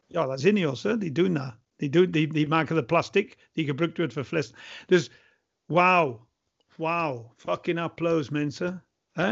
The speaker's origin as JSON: {"language": "Dutch", "region": "England", "country": "United Kingdom", "second_language": "Dutch", "moved": "yes", "lives_now": "Belgium", "said": "ik blijf Engelsman"}